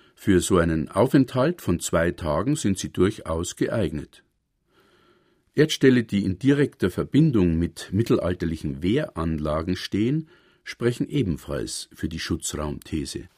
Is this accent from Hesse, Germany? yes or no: no; Wald, Bavaria, Germany; nah bei meinem Heimatdorf Wald zwischen Regensburg und Cham